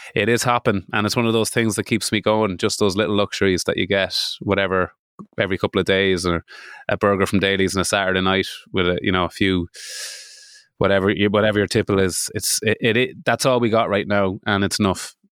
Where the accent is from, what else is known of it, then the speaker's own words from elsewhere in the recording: Midlands, United Kingdom; I am from the Midlands